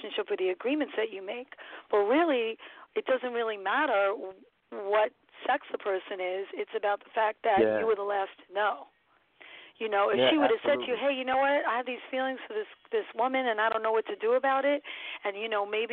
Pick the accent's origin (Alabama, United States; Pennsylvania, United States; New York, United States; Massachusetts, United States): New York, United States; New York City; Where I grew up in Brooklyn, what street I was on